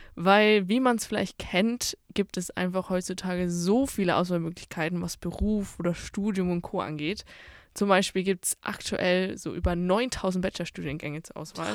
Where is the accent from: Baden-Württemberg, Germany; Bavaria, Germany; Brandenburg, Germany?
Bavaria, Germany; moved away as an adult; now in Dortmund, Germany; ich komme ja eigentlich aus Bayern